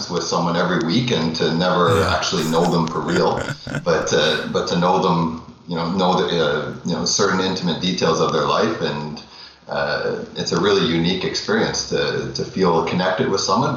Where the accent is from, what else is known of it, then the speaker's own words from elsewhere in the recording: Ontario, Canada; I'm from Toronto. Well, I'm living in Toronto, Canada, right now, and grew up in Ontario all my life